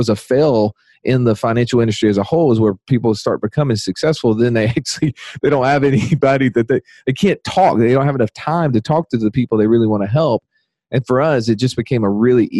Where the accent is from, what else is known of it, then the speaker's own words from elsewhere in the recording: Birmingham, Alabama, United States; my hometown, Birmingham, Alabama